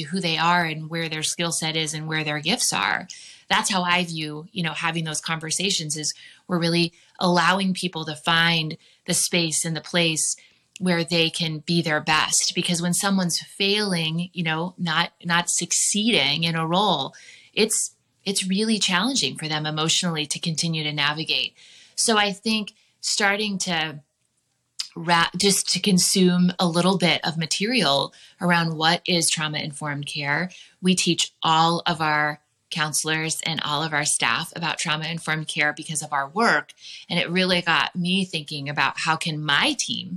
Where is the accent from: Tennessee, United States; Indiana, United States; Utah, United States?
Indiana, United States; now in Arizona, United States; I'm from Indiana